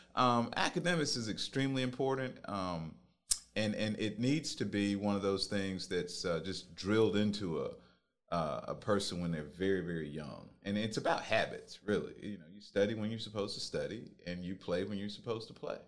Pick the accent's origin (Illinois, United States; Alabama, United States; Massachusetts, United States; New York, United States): Alabama, United States; Phenix City; now in Columbus, United States; I grew up in Phoenix City